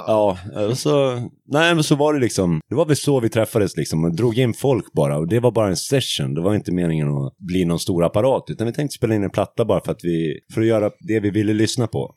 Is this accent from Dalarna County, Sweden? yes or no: yes; Hedemora, Dalarna County, Sweden; jag kommer från Hedemora